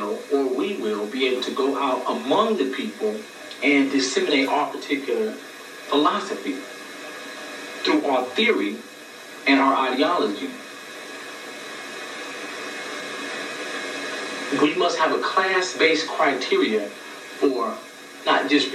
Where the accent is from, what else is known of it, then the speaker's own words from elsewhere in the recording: Los Angeles, California, United States; I grew up in South Central